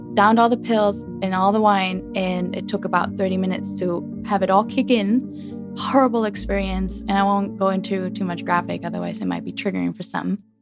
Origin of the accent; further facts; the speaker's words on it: Germany; moved away; born and raised in Germany.